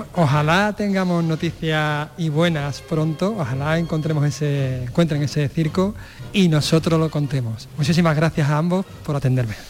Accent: Santiponce, Andalusia, Spain; he estado en mi pueblo de la infancia, precisamente, en, en Santiponce

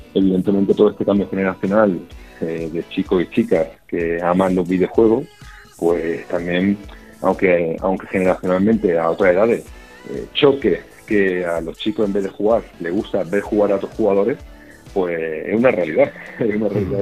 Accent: Málaga, Andalusia, Spain; Nosotros somos malagueños, hemos, nuestro proyecto ha crecido en Málaga

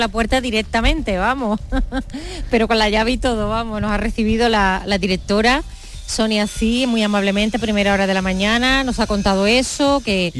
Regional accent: Cádiz, Andalusia, Spain; yo hice el bachillerato en el Instituto Rafael Alberti de Cádiz Capital, en la barriada de La Paz

